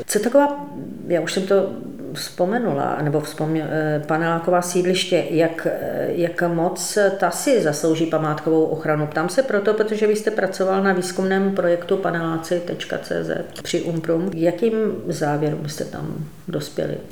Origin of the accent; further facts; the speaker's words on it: Ostrava, Moravian-Silesian Region, Czechia; Já jsem třeba z Ostravy